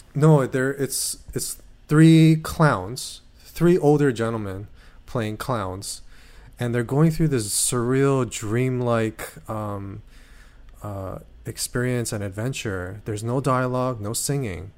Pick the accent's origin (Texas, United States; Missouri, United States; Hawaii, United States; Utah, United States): Hawaii, United States; when I was growing up in Hawaii.